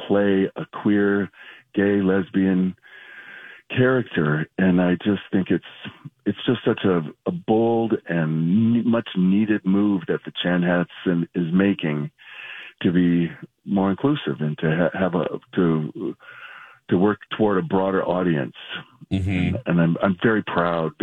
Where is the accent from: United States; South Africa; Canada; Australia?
United States; Mankato, Minnesota; I grew up in Mankato